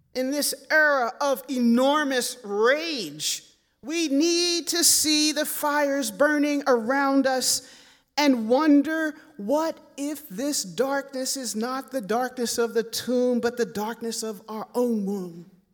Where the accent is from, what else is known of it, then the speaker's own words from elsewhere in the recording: Philadelphia, Pennsylvania, United States; growing up in Philadelphia